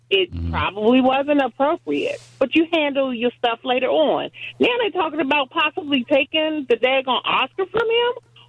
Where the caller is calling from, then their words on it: Washington, District of Columbia, United States; I'm calling from D.C.